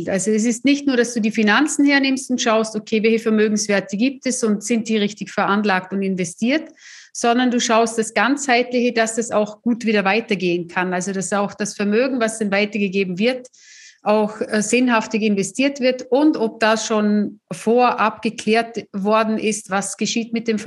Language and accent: German; Austria; Meine Bankerfahrung hat es ja auch gezeigt, bei uns in Österreich gab es ja damals noch die Nummernkonten.